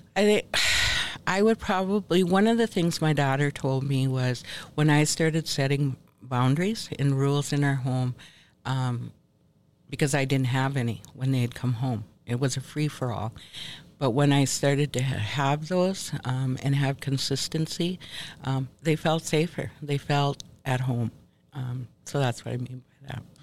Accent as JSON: {"language": "English", "region": "Minnesota", "country": "United States", "tie": "born or raised there", "also_born_or_lived": "Ontario, Canada", "moved": "as an adult", "lives_now": "Bad River, United States", "said": "I was um, born and raised here in Minnesota. Um, spent most of my life, um, young life, in Minnesota"}